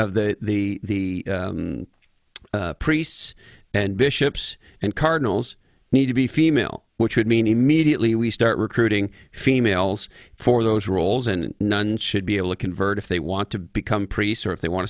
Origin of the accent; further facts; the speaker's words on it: Canada; moved away; I'm originally from Canada